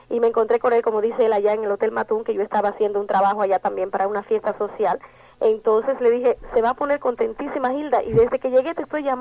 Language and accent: Spanish; Dominican Republic; Recuerdo que por los 70 72 se hizo un maratón en mi país, yo fui de aquí.